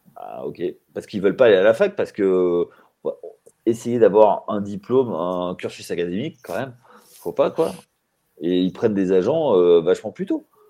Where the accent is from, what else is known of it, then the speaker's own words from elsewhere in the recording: Limoges, Nouvelle-Aquitaine, France; nous ici à Limoges, parce que moi je suis de Limoges